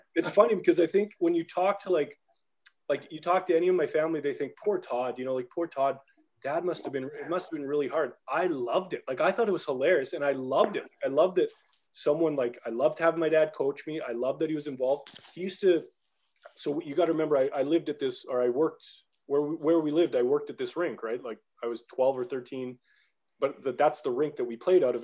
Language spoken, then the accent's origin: English; Canada; moved away as an adult; also born or lived in Belfast, Northern Ireland; growing up in Canada.